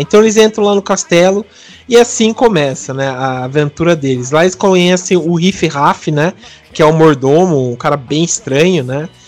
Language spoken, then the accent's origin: Portuguese; interior of São Paulo, Brazil; eu sou aqui do interior de São Paulo